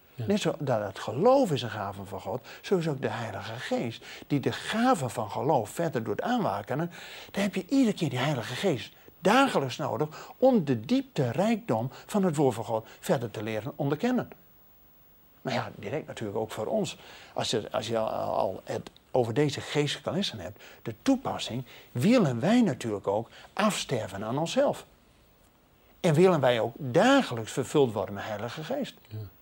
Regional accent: Netherlands

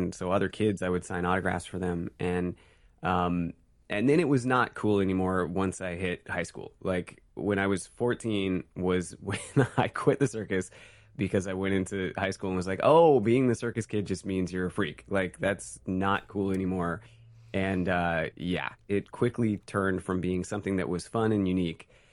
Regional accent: San Francisco, California, United States; also born or lived in Oregon; I grew up in Oregon until I was, like, five, and then San Francisco until I was, like, seventeen. So most of my formative time was in the Bay Area

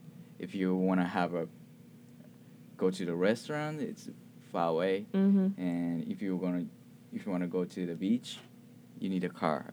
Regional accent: Osaka, Japan; also born or lived in Tokyo; now in Columbia, United States; But my hometown is Osaka, which is located in the west side of Japan.

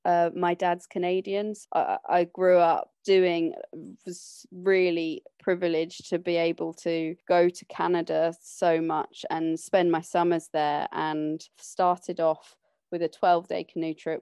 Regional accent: London, United Kingdom; I grew up in London, but when I was about fourteen, my brother and sister left home and my mum, dad, and I moved on to their sailing boat

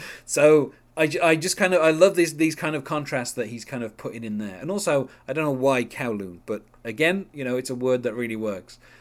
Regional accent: United Kingdom; as a British person

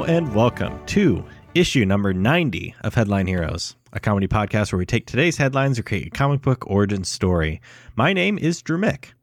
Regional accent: Waverly, Iowa, United States; my hometown of Waverly, Iowa

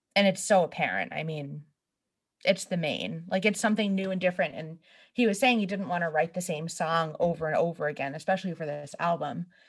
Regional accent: New England, United States; now in Boston, United States; we're from New England. I live in Boston. We've grown up going to Boston, like, eh, you know, you're only an hour away

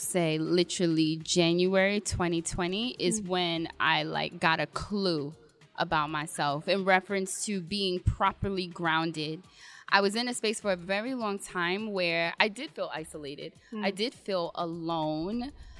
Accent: Jamaica; because I'm Jamaican and we're confident, okay?

